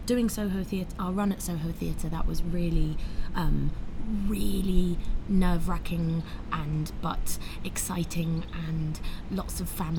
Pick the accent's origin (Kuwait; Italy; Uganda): Italy; northern Italy; also born or lived in North London; now in London, United Kingdom; I was born in North London. I grew up in Northern Italy.